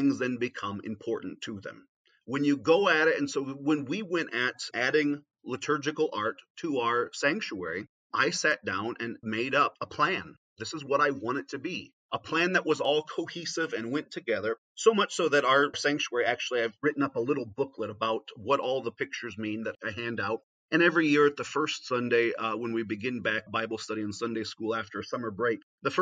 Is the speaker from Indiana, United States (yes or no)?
yes; Northeast Indiana, United States; every church I grew up in Northeast Indiana had a crucifix in it